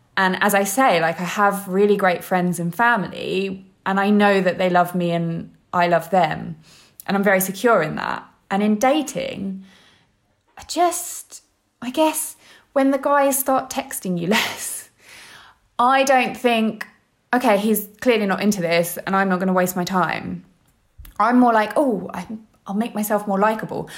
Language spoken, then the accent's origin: English; London, United Kingdom; I'm from London